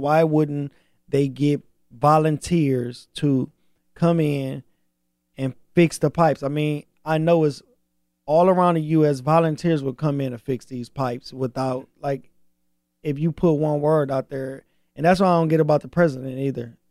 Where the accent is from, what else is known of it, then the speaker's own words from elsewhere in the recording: Flint, Michigan, United States; I'm from Flint.